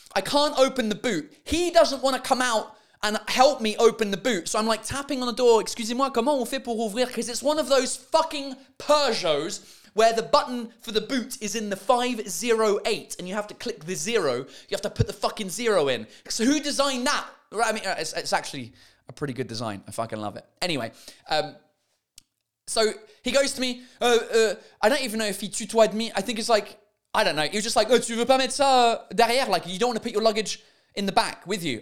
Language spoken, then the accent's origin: English; England, United Kingdom; now in France; I'm English, but I speak, uh, great French. with a French accent